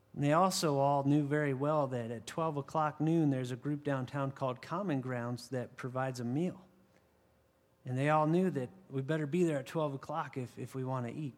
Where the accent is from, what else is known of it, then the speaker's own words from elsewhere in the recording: 60 miles from Chardon, Ohio, United States; now in Arizona, United States; 60 miles from where I grew up in Chardon, Ohio.